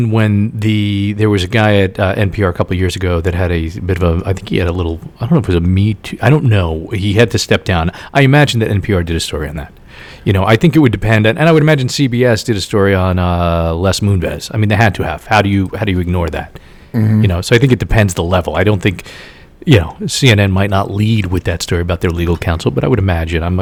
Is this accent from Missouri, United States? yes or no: no; Indiana, United States; I grew up in Indiana and I went to school in Kentucky right?